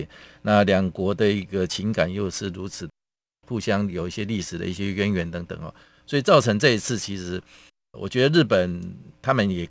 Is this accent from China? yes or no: no; Taiwan; 我们台湾人的心坎里了，